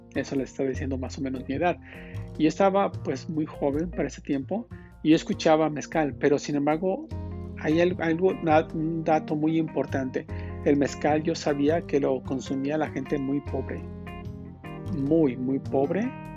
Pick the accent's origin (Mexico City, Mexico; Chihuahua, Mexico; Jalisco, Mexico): Jalisco, Mexico; Guadalajara; also born or lived in Tequila, Jalisco; now in United States; Yo nací en Guadalajara, Jalisco